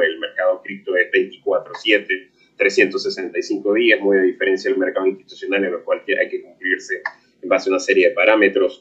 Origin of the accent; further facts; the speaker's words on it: Venezuela; mi país natal, en Venezuela